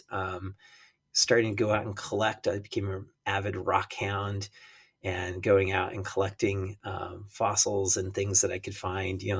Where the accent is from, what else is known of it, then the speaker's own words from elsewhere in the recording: Rocky Mountains, United States; when I was a kid, I grew up in the in the Rocky Mountains